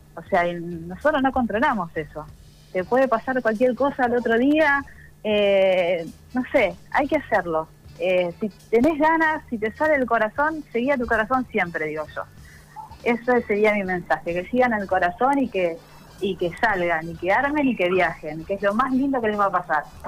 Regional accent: Santa Fe, Argentina; moved away as an adult; somos de Santa Fe

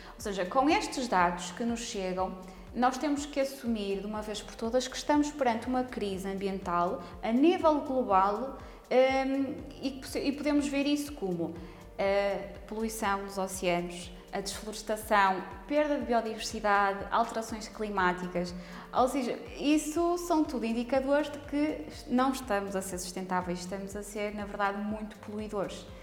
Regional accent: Póvoa de Lanhoso, Norte, Portugal; eu cresci na Póvoa de Lenhoso

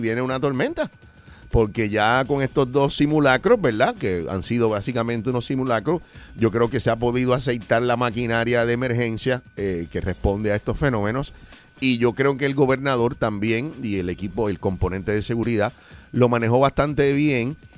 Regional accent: Puerto Rico; yo soy puertorriqueño

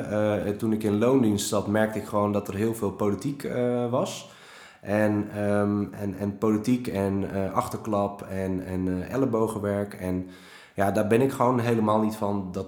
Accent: Friesland, Netherlands; Ik ben geboren en getogen Fries. En heel veel mensen kunnen dat gelukkig niet meer horen aan me.

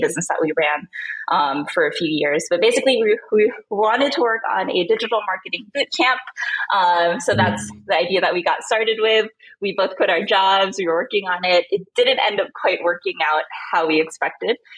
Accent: Manila, Metro Manila, Philippines; moved away as an adult; also born or lived in Southern California, United States / San Francisco Bay Area, United States; now in Lisbon, Portugal; when I was five years old, my family moved to Manila, Philippines, which is where we're originally from. So I pretty much grew up there

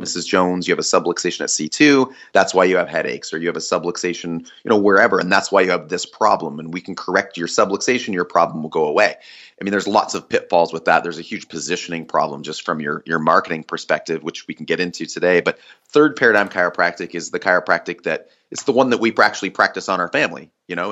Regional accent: Canada; I'm Canadian

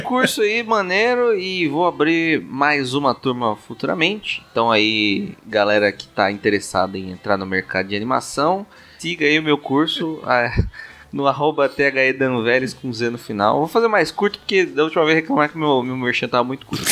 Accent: São Paulo, Brazil; sou paulista

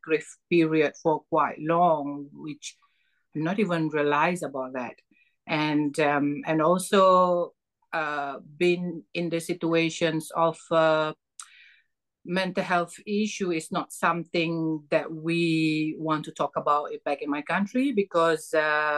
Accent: Malaysia; moved away as an adult; now in United Kingdom; I'm originally from Malaysia, and I am mother of 8 children. I came to UK last 4.5 years ago, seeking for asylum

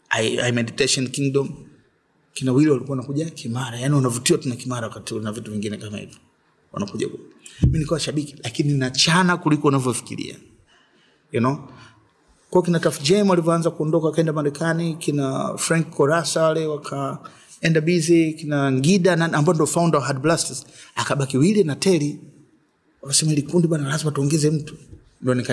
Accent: Dar es Salaam, Tanzania; born there; na nimezaliwa Dar Walianza muda mrefu. Sisi tumekaa Ilala pale kina Chido anasema Ilala, yani si Ilala kabisa. Tulikuwa flat moja hivi mzee namba 11. Ndio nimezaliwa pale.

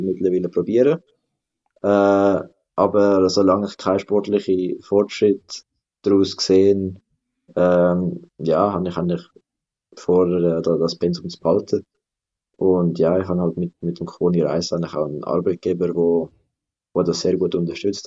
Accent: Adliswil, Zurich, Switzerland; das ist eigentlich auch ein bisschen meine Heimat, einfach Arlis, weil ich wohne da, seit ich geboren bin

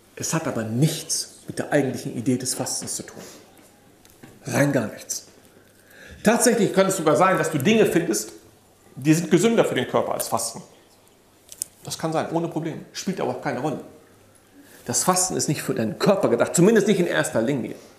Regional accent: Germany; Ich bin in diesem Land groß geworden. Ich bin hier geboren, aufgewachsen

